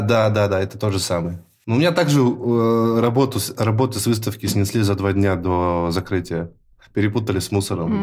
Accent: Yekaterinburg, Sverdlovsk Oblast, Russia; moved away as an adult; now in Moscow, Russia; Я сам родом из Екатеринбурга

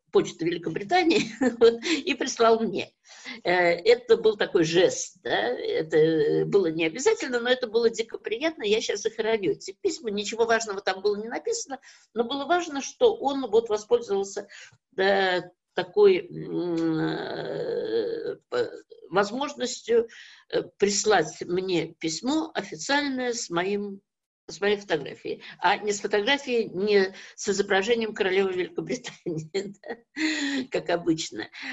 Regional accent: Kazan, Tatarstan, Russia; moved away; моя родина Казань, я родилась в Казани

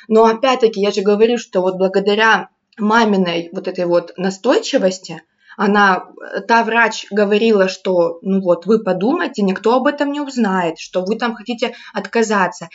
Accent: Rostov Oblast, Russia; moved away as an adult; also born or lived in Crimea; я вообще из Ростовской области, ну, последние там 6 лет, 7 я в Ростов, в городе Ростов-на-Дону жила, училась, потом работала

